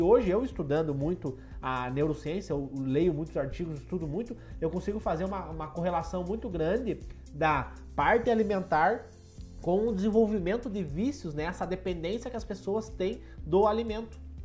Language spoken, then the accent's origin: Portuguese; Passo Fundo, Rio Grande do Sul, Brazil; Eu sou de Passo Fundo, aqui do norte do Rio Grande do Sul